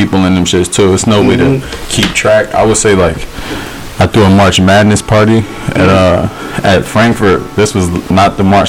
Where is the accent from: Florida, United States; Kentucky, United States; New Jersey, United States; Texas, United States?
New Jersey, United States; Hamilton; now in Philadelphia, United States; Yeah, I'm from Jersey, Hamilton. It's like 10 minutes from Trenton, you feel me? It's like central Jersey. It's kind of like a white town, you feel me? But it's mixed.